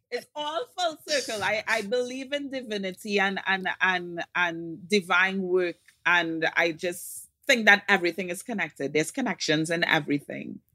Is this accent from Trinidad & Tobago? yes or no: yes; Trinidad & Tobago; From Trinidad and Tobago